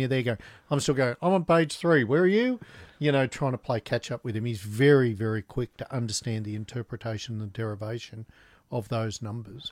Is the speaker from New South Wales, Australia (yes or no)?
yes; Newcastle, New South Wales, Australia; also born or lived in Canberra; I grew up in Newcastle